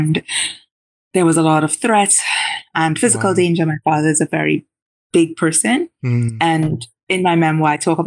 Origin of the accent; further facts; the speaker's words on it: Diego Martin, Trinidad & Tobago; moved away; I grew up in Diego Martin, I grew up in Covin Road